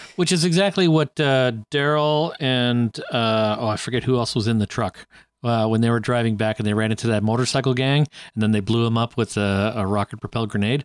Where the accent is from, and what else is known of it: Canada